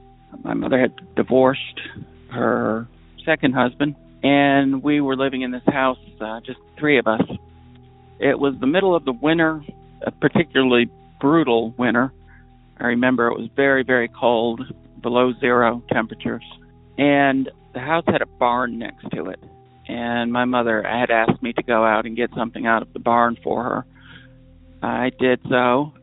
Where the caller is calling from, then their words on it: New Hampshire, United States; Hi, Derek. I'm calling from New Hampshire.